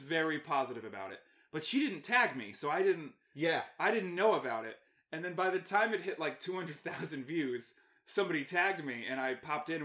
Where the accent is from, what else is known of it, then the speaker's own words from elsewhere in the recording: United States; as an American and as a veteran